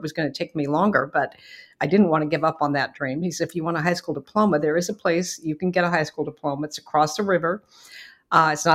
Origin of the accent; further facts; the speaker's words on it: Beaverton, Oregon, United States; I grew up in Beaverton, Oregon, which is a nice suburb of Portland, Oregon